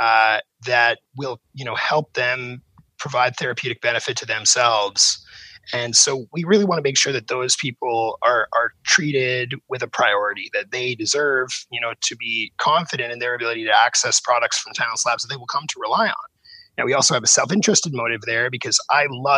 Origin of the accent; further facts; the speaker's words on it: Vancouver, British Columbia, Canada; my hometown of Vancouver